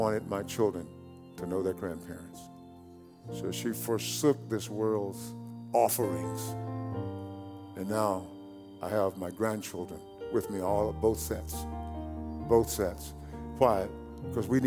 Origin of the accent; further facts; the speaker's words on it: East Texas, United States; growing up in East Texas.